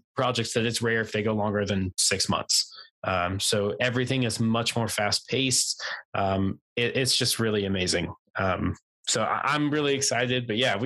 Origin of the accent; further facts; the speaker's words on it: San Diego, California, United States; we're from San Diego, where the year is pretty much the same all year round